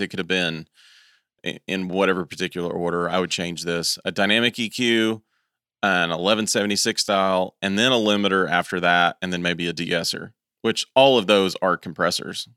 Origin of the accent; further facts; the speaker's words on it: East Tennessee, United States; I'm from East Tennessee